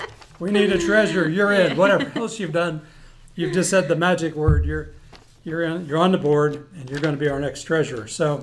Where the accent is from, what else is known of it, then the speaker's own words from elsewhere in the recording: Washington, District of Columbia, United States; also born or lived in Minnesota; now in Texas, United States; Yes, I was born and raised in Washington, D.C., actually right in the center of the city.